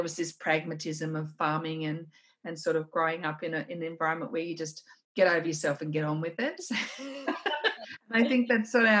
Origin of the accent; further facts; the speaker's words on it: Wollongong, New South Wales, Australia; as a child, I grew up in Wollongong.